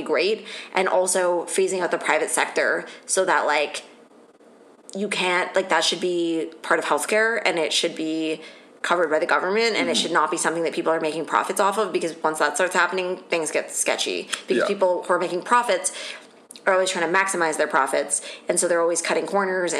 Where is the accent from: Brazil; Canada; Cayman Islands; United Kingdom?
Canada; Ontario; it's also getting bad in Ontario where I'm from.